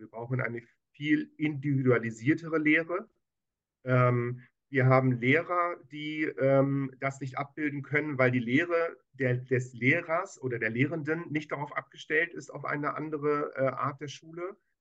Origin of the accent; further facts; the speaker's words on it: Hamburg, Germany; Ich bin Hamburger, geborener Hamburger Jung in 1968.